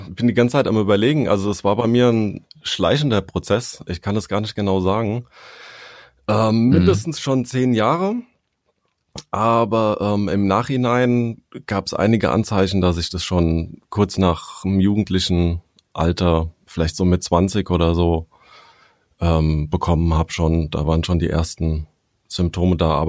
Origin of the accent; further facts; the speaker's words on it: Hesse, Germany; ich komme aus der Nähe von Frankfurt, ähm, bin verheiratet, habe zwei Kinder.